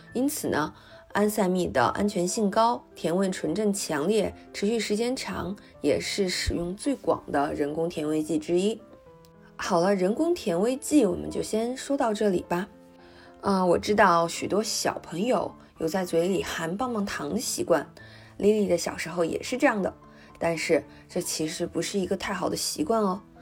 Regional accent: China; 我们中国人爱吃的红糖

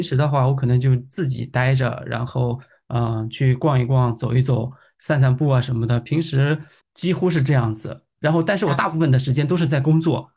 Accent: Yangzhou, Jiangsu, China; now in Beijing, China; 我是扬州人

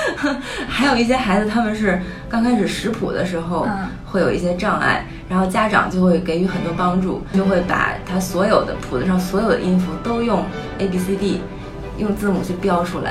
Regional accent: China; now in United States; 因为我们小时候在中国的时候

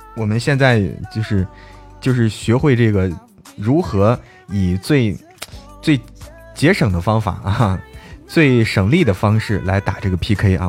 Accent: Zhangjiakou, Hebei, China; moved away; 现在我回到， 回到我们老家了，回到张家口了，在家里给大家开这么一场直播啊

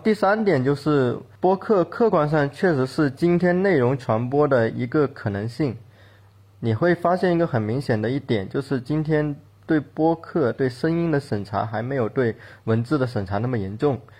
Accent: Guangdong, China; accent: Guangdong accent; moved away as an adult; 大家听我的口音应该也能听出来，我其实是一个广东人，我对自己的口音还蛮不自信的

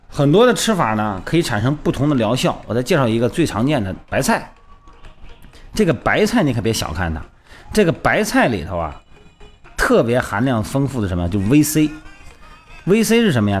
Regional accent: Shandong, China; moved away; 我们老家山东那边

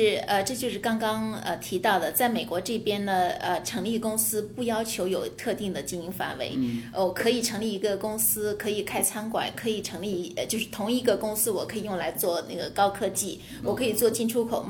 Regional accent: China; now in United States; 但是对呃我们从中国过来的，可能就觉得呃非常去难以理解。

